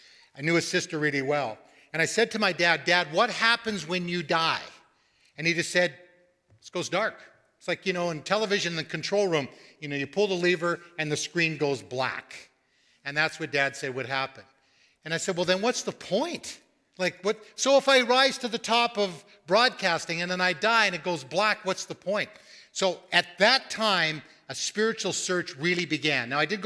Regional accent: Coquitlam, British Columbia, Canada; moved away as an adult; also born or lived in Vancouver; Coquitlam is where I grew up.

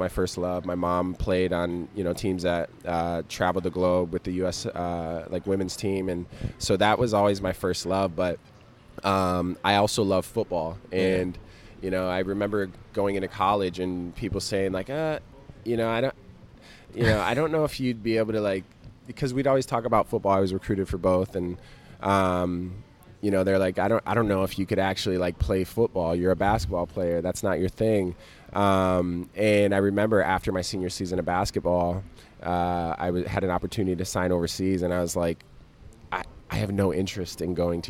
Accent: South Dakota, United States; now in New York City, United States; I grew up in South Dakota

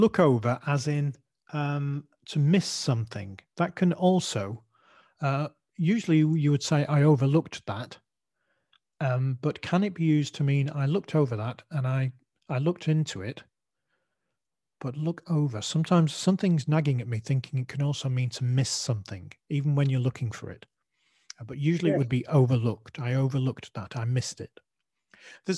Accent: Manchester, North West England, United Kingdom; accent: Mancunian; my Mancunian accent

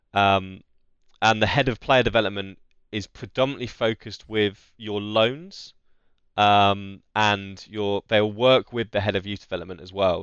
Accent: Essex, East of England, United Kingdom; we're both from Essex as well

